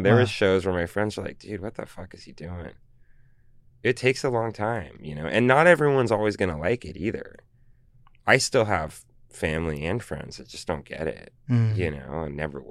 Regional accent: Los Angeles, California, United States; also born or lived in San Francisco; I'm from Los Angeles, our family. So, you know, I was able to travel the coast a bit and go, and I have family in San Francisco, and that's where I was born.

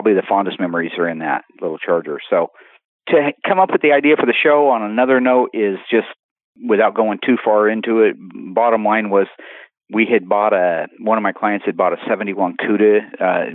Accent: Springfield, Oregon, United States; born and raised in Springfield, Oregon, lived on 14th Street

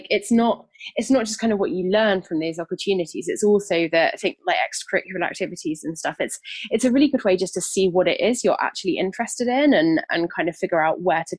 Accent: United Kingdom; As a British person

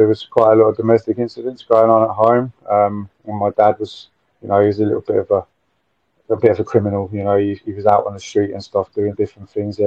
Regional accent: Nottingham, East Midlands, United Kingdom; I grew up in Nottingham

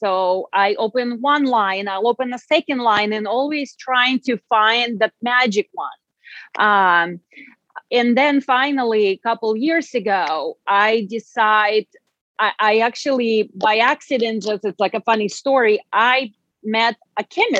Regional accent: Russia; English is a second language; now in United States; I came from Russia, and in Europe, we do take care of our skin, and we take that much more seriously than I find here in the United States.

